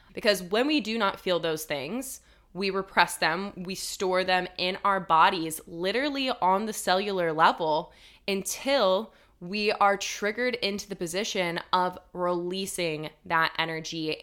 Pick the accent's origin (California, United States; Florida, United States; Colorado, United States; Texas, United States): Colorado, United States; also born or lived in Denver, Colorado; When I moved from my hometown in Colorado to Denver, Colorado, which was a big move for me. I was eighteen years old